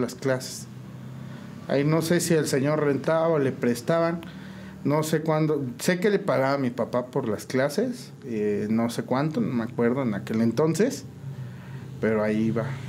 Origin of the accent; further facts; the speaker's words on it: San Juan del Río, Querétaro, Mexico; Nací en San Juan del Río, criado igual aquí, originario de San Juan